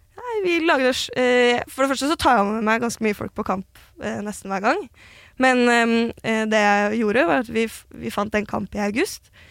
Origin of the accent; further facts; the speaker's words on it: Oslo, Norway; jeg er jo født og oppvokst i Gamle Oslo